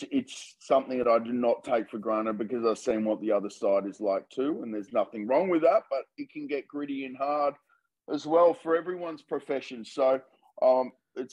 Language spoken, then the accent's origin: English; Melbourne, Victoria, Australia